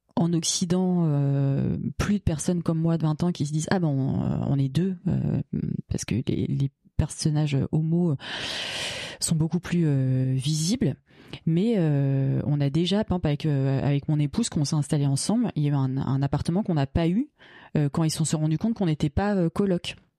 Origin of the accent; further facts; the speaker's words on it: Bagnolet, Île-de-France, France; j'ai grandi à Bagnolet donc euh, à 500 mètres du panneau Paris